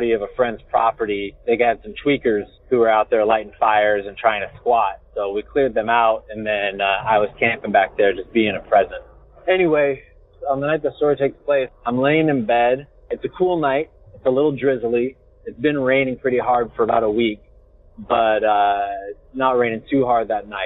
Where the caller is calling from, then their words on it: Southern Oregon, United States; I'm calling you from Southern Oregon